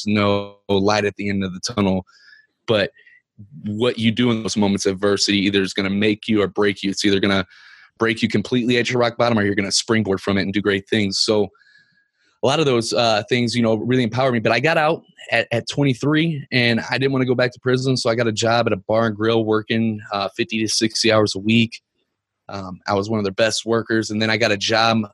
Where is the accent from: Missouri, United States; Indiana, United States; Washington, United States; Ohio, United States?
Missouri, United States; Ferguson; I'm from Ferguson, Missouri